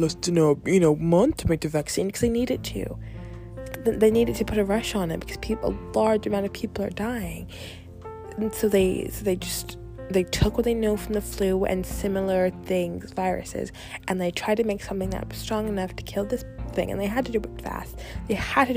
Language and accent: English; the South, United States; I grew up in the South